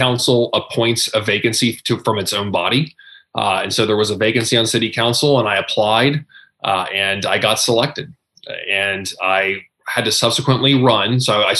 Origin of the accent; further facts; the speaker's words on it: Southeastern Ohio, United States; moved away as an adult; I'm a kid from Southeastern Ohio. You know, I graduated the class of 110 people on the river across from Parkersburg, West Virginia